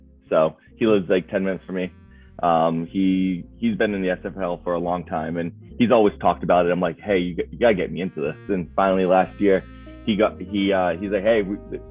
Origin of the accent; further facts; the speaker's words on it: Rochester, New Hampshire, United States; I'm from Rochester, New Hampshire